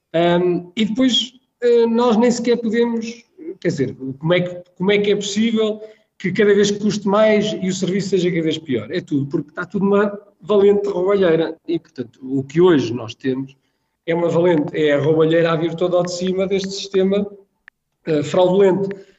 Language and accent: Portuguese; Espinho, Aveiro District, Portugal; Vivi toda a minha infância em Espinho